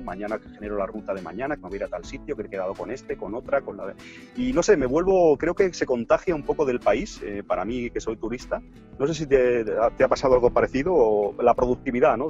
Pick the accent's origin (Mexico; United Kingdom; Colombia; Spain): Spain; Barcelona, Catalonia; yo soy de aquí de Barcelona